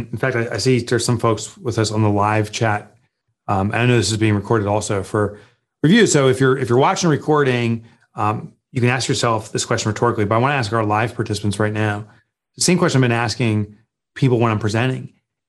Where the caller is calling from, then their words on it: Northern New Jersey, United States; I'm calling in from Northern New Jersey, where our offices are, about 25 miles west of New York City.